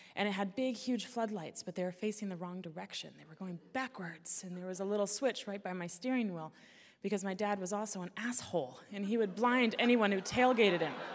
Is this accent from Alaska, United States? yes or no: yes; Alaska, United States; growing up in Alaska